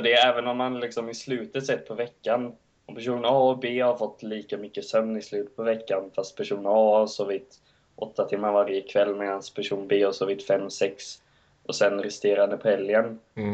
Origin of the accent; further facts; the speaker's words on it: Gothenburg, Västra Götaland, Sweden; att jag inte är skåning, att jag är hel göteborgare.